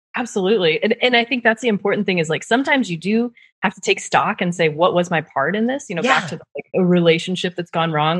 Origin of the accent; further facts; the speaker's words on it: Nebraska, United States; moved away; also born or lived in Netherlands; I'm from Nebraska, so I was at the PayPal in Omaha, Nebraska.